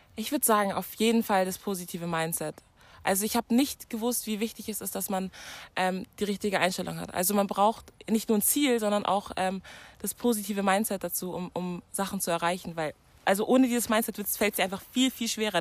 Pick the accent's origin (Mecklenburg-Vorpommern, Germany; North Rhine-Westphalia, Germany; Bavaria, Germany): Bavaria, Germany; Munich; ich bin eigentlich aus München